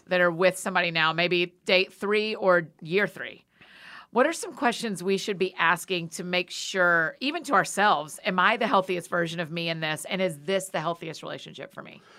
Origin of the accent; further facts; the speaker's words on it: Marietta, Georgia, United States; my hometown at the Strand Theater in Marietta, Georgia